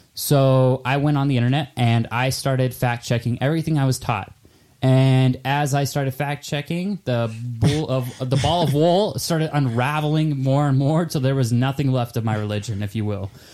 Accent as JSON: {"language": "English", "town": "Nampa", "region": "Idaho", "country": "United States", "tie": "born or raised there", "moved": "as an adult", "lives_now": "Utah, United States", "said": "I'm from Nampa, Idaho"}